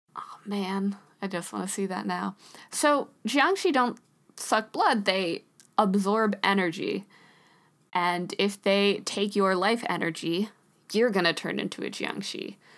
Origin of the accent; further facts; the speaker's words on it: United States; we're both from the States